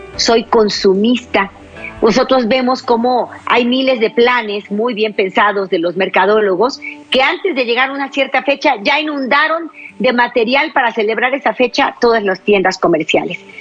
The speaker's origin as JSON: {"language": "Spanish", "town": "La Paz", "region": "Baja California Sur", "country": "Mexico", "tie": "born or raised there", "moved": "yes", "lives_now": "Jalisco, Mexico", "said": "La Paz, Baja California, el pequeño pueblito donde yo nací"}